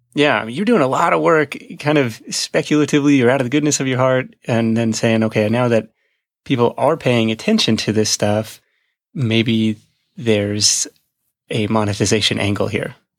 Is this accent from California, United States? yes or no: yes; Livermore, California, United States; my hometown of Livermore